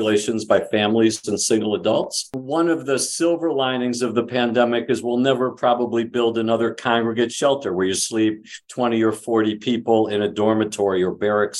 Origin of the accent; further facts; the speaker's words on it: Cleveland, Ohio, United States; now in Bay Area, United States; The home I grew up in Cleveland